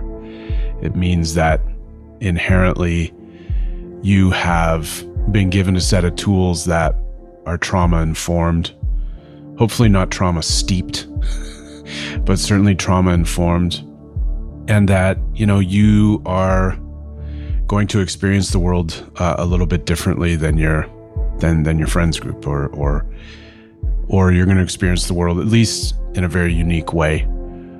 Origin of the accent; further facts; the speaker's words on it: Fort Frances, Ontario, Canada; also born or lived in Couchiching First Nation; now in Toronto and Winnipeg, Canada; born and raised in Fort Francis, Ontario